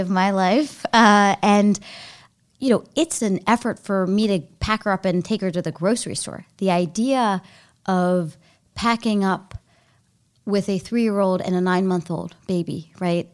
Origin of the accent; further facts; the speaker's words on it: Baltimore, Maryland, United States; also born or lived in Sri Lanka; I grew up in Baltimore